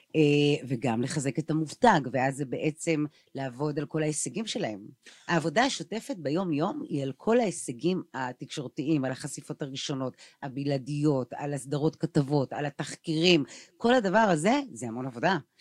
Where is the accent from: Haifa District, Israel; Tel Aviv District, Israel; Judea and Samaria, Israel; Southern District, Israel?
Tel Aviv District, Israel; Tel Aviv; אני תל אביבית